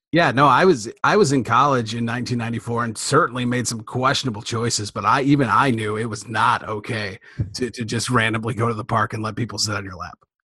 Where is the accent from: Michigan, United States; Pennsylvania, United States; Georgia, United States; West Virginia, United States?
Michigan, United States; Detroit; I'm from Michigan, from the Detroit area